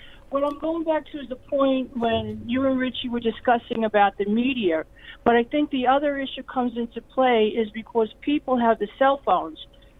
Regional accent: New York, United States; now in Delaware, United States; you could tell I'm a New Yorker.

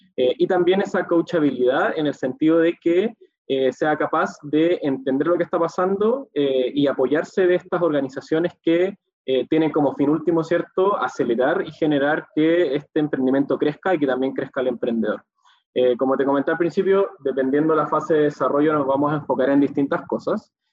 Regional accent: Chile

